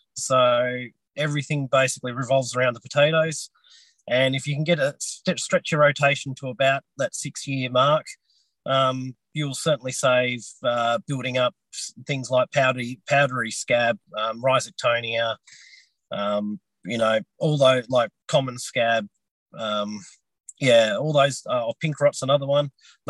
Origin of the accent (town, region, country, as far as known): Sisters Creek, Tasmania, Australia; born or raised there